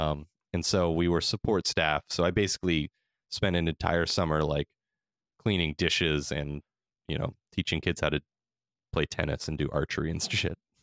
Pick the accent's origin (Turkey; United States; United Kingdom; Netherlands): United States; California; I'm from, we're from California